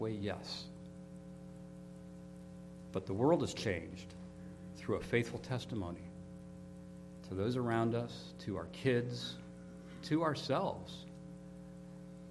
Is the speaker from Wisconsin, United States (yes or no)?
no; Pittsburgh, Pennsylvania, United States; I grew up in Pittsburgh.